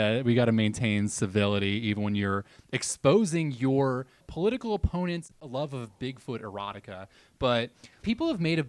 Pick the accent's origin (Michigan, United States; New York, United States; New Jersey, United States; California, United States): New Jersey, United States; now in Virginia, United States; my home state of New Jersey or my adoptive state of Virginia.